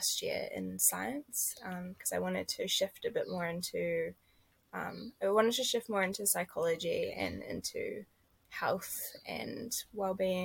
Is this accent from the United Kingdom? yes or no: no; Lincoln, Canterbury, New Zealand; I've grown up in Te Waihora, is like Ellesmere, so I grew up kind of Lincoln area